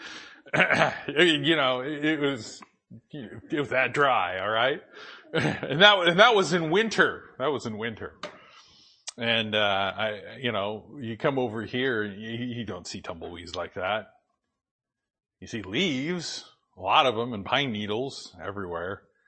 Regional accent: Boise, Idaho, United States; moved away; also born or lived in Spokane / Portland; I grew up in Boise.

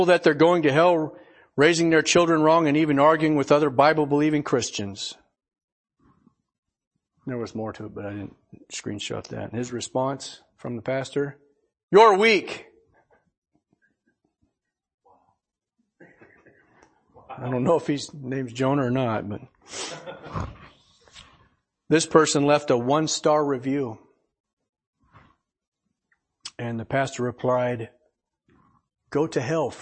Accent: Portland, United States; I grew up over in Portland.

